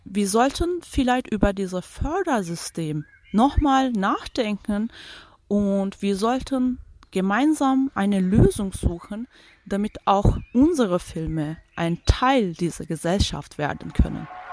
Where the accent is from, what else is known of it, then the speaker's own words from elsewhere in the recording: Turkey; first language Turkish; German is a second language; now in Germany; ich bin in der Türkei groß geworden